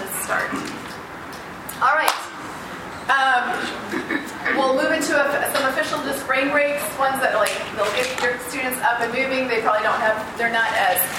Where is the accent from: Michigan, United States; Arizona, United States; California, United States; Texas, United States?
Michigan, United States; Holland; I'm from Holland, Michigan